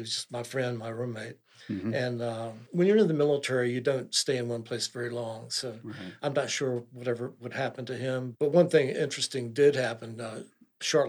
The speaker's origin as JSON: {"language": "English", "area": "Eastern Shore", "region": "Virginia", "country": "United States", "tie": "born or raised there", "said": "I grew up on the Eastern Shore, pretty sheltered existence, didn't travel a whole lot"}